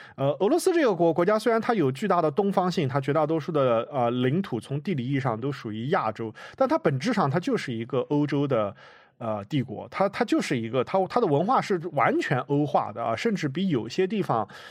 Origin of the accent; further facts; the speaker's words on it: China; 像我一样在中国出生长大